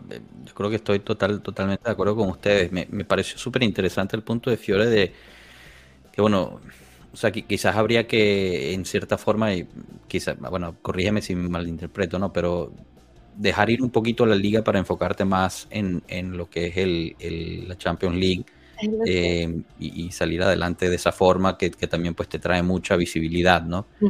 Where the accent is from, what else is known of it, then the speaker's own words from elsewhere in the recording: Guatemala; Yo soy de Guatemala